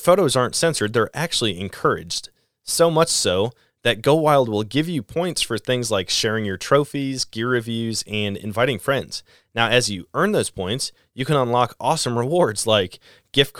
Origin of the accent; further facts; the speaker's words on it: Wisconsin, United States; now in Missouri, United States; I'm in Missouri, center of the country, and I was born and raised in Wisconsin, where I learned to hunt